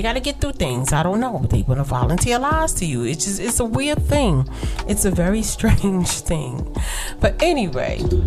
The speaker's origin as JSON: {"language": "English", "town": "New York City", "region": "New York", "country": "United States", "tie": "born or raised there", "said": "I was raised in Brooklyn in the projects"}